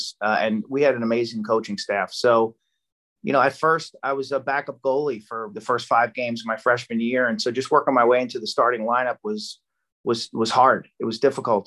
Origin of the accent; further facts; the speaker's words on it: Lynbrook, New York, United States; I grew up in Lynbrook